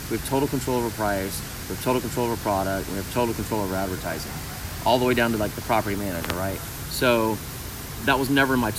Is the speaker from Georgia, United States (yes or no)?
yes; Atlanta, Georgia, United States; moved away as an adult; also born or lived in Miami, Florida; now in Indianapolis, United States; So I'm originally from Atlanta, Georgia, born in Miami. Yeah, right? South Florida. And recently, about 8 years ago, relocated to Indianapolis now. So that's where I live now, but I'm a Southeast guy, born and raised.